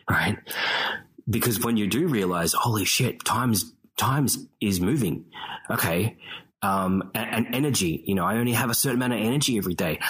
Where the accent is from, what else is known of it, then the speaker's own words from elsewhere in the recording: Australia; moved away; I'm the Australian guy